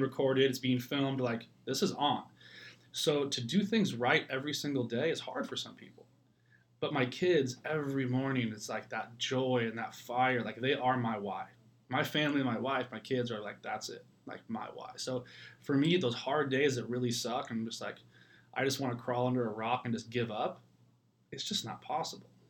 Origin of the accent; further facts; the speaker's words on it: Ireland; moved away; it's like my homeland. I'm Irish. I'm from there